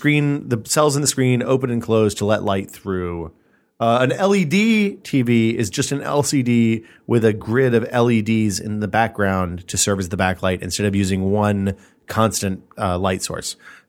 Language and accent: English; Orange, California, United States; my hometown is the beautiful city of Orange in tragically conservative Orange County, California.